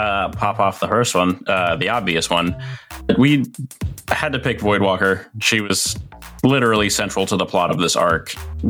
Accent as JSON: {"language": "English", "town": "Memphis", "region": "Tennessee", "country": "United States", "tie": "born or raised there", "said": "my hometown. Memphis-style barbecue ribs."}